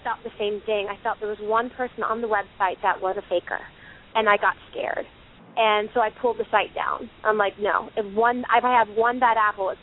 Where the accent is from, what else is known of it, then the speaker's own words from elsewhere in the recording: the South, United States; I'm from the South